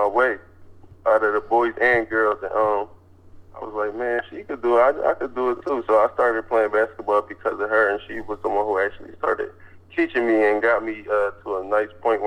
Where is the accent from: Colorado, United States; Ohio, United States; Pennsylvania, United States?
Pennsylvania, United States; Philadelphia; I grew up in West Philadelphia